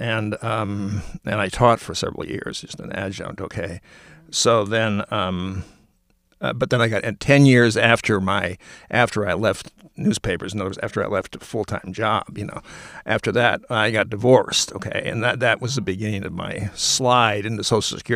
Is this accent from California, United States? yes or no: no; Minneapolis, Minnesota, United States; also born or lived in Montclair, New Jersey; now in Bloomfield, United States; I'm from Minneapolis originally. I was ready to go back to Minneapolis